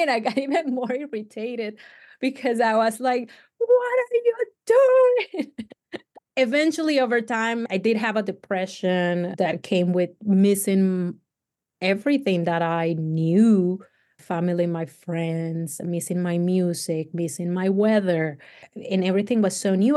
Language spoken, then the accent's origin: English; Cali, Valle del Cauca, Colombia; English is a second language; moved away as an adult; also born or lived in Tennessee; now in United States; I come from Cali, which is hot all year round.